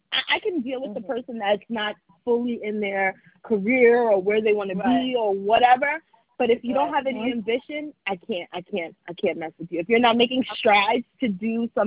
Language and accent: English; New York City, New York, United States; I'm from Staten Island